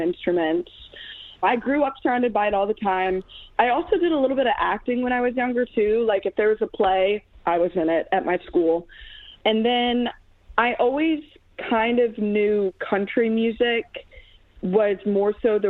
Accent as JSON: {"language": "English", "town": "Chesapeake", "region": "Virginia", "country": "United States", "moved": "yes", "lives_now": "Nashville, United States", "said": "am from the Hampton Roads area of Virginia, Chesapeake to be specific."}